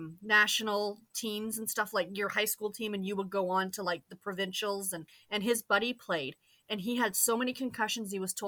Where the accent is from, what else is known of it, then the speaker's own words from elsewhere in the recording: Canada; as a Canadian